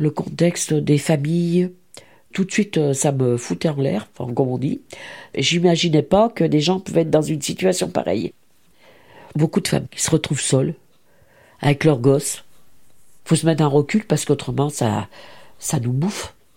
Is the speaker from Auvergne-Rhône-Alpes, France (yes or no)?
yes; Saint-Fons, Auvergne-Rhône-Alpes, France; also born or lived in Blyes, Ain; J'ai grandi sur Lyon, à Saint-Fond.